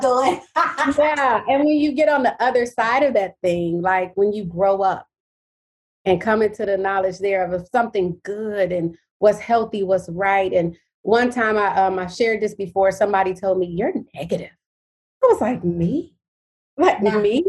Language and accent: English; Detroit, Michigan, United States; I'm from Detroit, Michigan. That's where I'm from, born and raised.